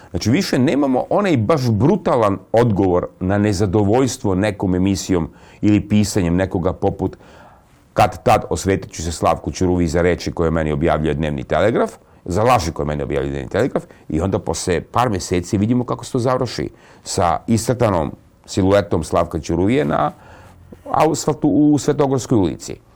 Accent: Serbia; Kroz našu istoriju kao Srbi mi smo dostizali ogromne neslučajne vesine.

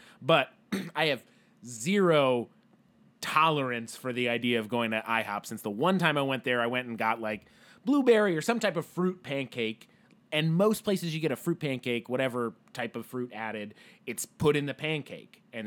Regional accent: Connecticut, United States; where I grew up, tiny town, middle of nowhere, Connecticut

